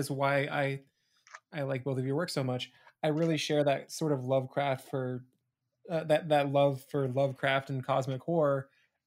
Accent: Pacific Northwest, United States; I grew up in the Pacific Northwest

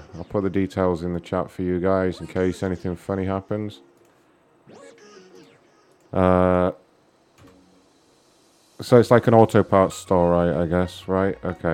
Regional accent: United Kingdom; being all British and all

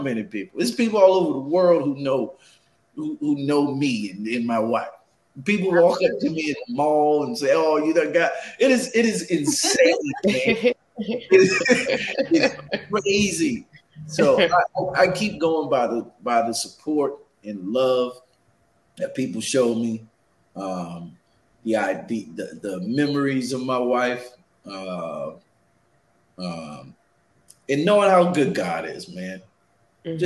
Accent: Charleston, South Carolina, United States; I'm from Charleston, South Carolina

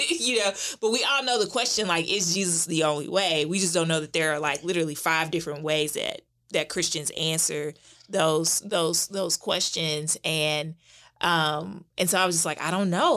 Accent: St. Louis, Missouri, United States; now in Durham, North Carolina, United States; I am originally from Saint Louis

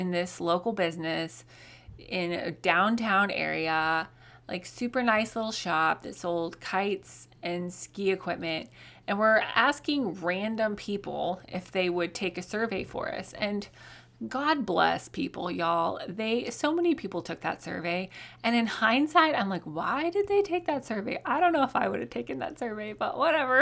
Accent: Colorado, United States; now in Oklahoma, United States; I grew up in Colorado

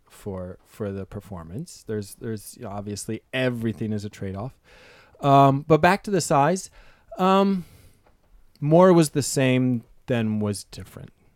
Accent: East Coast, United States; moved away as an adult; now in San Francisco, United States; I'm an East Coast sailor. I grew up sailing on the Bay.

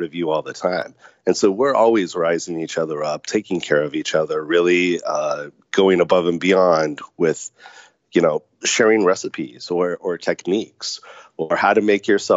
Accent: Orange County, California, United States; moved away as an adult; also born or lived in Las Vegas; I was born and raised in Orange County

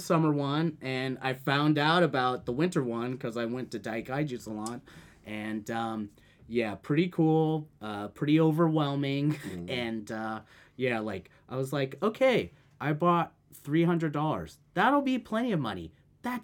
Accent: United States; now in Japan; I'm an American

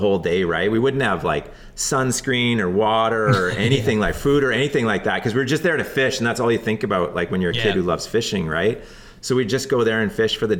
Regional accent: the Kootenays, British Columbia, Canada; now in Vancouver Island, Canada; I grew up in the Kootenays, so in the Rockies, like kind of southeast British Columbia

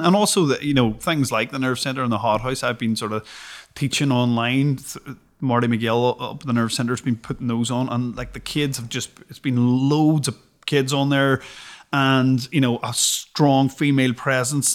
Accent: Derry, Northern Ireland, United Kingdom; growing up in Derry

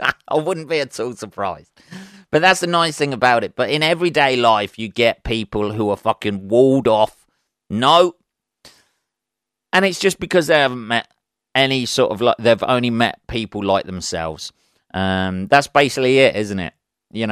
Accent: England, United Kingdom; I'm English. It's great to be English. I love my country.

